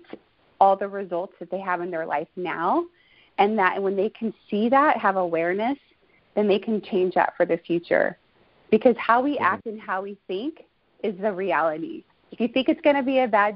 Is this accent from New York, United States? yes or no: no; Houston, Texas, United States; now in California, United States; I come from Houston, Texas, born and raised